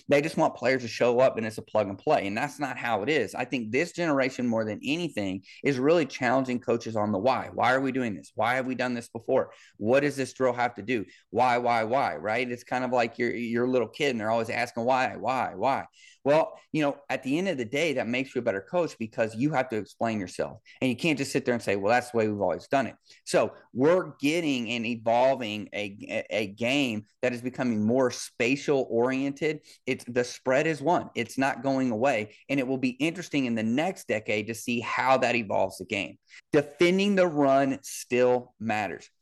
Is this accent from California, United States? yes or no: no; Kansas City, Missouri, United States; I grew up in Kansas City with, with Marty Schottenheimer